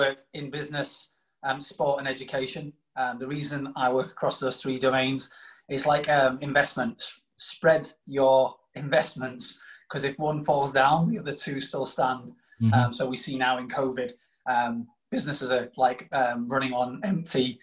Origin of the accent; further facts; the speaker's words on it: Doncaster, Yorkshire and the Humber, United Kingdom; also born or lived in South Africa; I'm a Doncaster lad. I was born in South Africa, ironically. So I say born in South Africa, but brought up in Yorkshire.